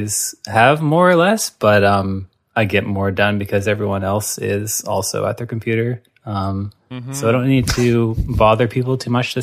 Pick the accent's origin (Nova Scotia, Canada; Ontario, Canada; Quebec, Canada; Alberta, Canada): Nova Scotia, Canada; Halifax; moved away; growing up in Halifax, I really wanted to get out of there